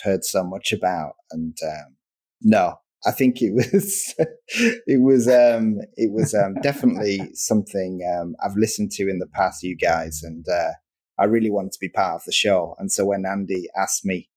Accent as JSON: {"language": "English", "town": "Darlington", "region": "North East England", "country": "United Kingdom", "moved": "yes", "lives_now": "Manchester, United Kingdom", "said": "I'm from the northeast of the place called Darlington"}